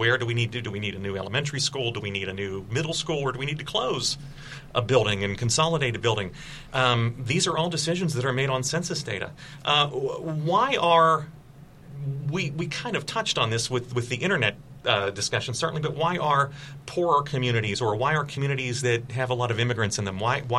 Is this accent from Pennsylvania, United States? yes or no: yes; McKeesport, Pennsylvania, United States; Mary, from growing up in McKeesport, the last three mayors of McKeesport, I think, have complained that they felt that the city was undercounted.